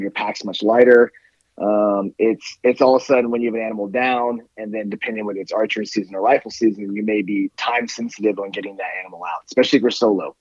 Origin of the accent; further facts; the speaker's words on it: Northern California, United States; also born or lived in Colorado; now in Austin, United States; I grew up in Northern California, so it was always in the mountains